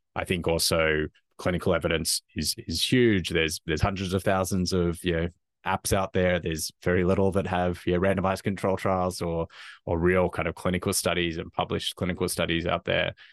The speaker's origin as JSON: {"language": "English", "country": "Australia", "moved": "yes", "said": "as probably can, people can probably tell from my accent, originally from Australia"}